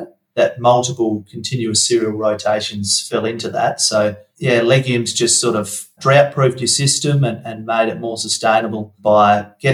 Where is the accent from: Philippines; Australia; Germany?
Australia; Wongan Hills, Western Australia; I was brought up in Wongan Hills